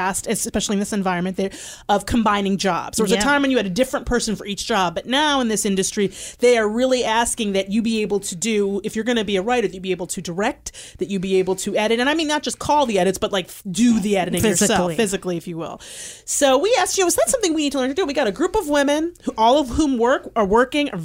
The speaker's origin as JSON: {"language": "English", "region": "Michigan", "country": "United States", "tie": "born or raised there", "said": "I grew up in Michigan"}